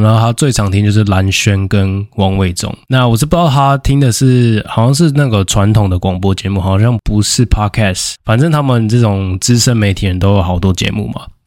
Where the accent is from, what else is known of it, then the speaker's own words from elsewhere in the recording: Taiwan; 我们台湾人